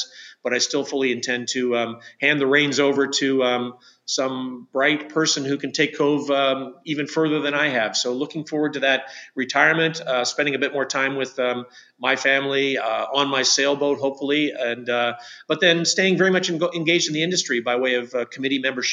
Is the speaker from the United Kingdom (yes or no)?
no; Canada